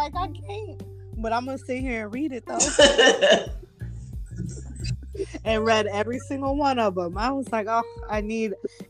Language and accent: English; Texas, United States; I'm from Texas.